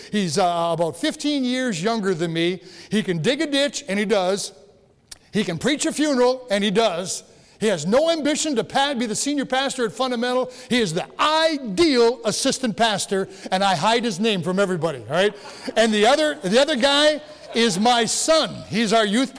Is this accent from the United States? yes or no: yes; 10 miles from Rudyard, Michigan, United States; my hometown is 10 miles away from where the original church was. And so here I am in Rudyard, not yet in Kinross